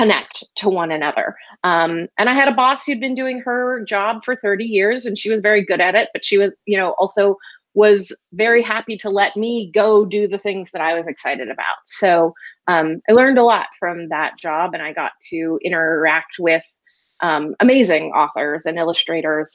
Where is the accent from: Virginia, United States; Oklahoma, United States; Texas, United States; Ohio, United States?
Texas, United States; moved away as an adult; also born or lived in Milwaukee, Wisconsin; I grew up in Texas.